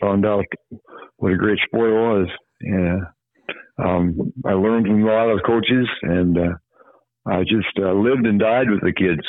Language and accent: English; Hudson, South Dakota, United States; also born or lived in Parkston, South Dakota; I was from Hudson.